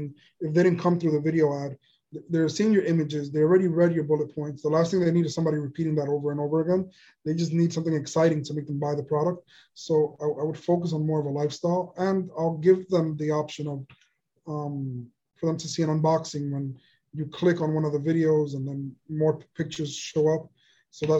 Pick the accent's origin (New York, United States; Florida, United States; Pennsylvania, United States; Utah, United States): New York, United States; we're from New York